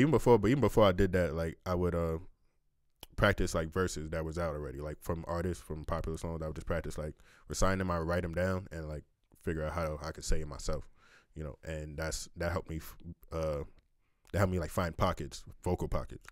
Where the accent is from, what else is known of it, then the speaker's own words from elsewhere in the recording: New York City, New York, United States; moved away as an adult; also born or lived in Long Island; now in Kansas City, United States; Born and raised, yeah, yeah. Born and raised in New York. Like I was born, literally born in Far Rockaway.